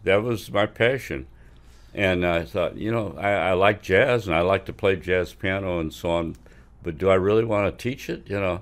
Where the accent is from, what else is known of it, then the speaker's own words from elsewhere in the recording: Quincy, Illinois, United States; I was born in Quincy, Illinois, and went to elementary school and high s-, part, most of high school there